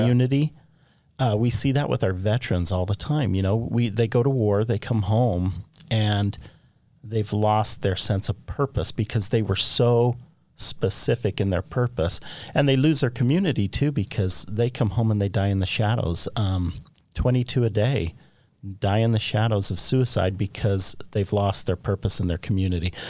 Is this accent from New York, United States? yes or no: no; Orem, Utah, United States; I grew up on the Provo River.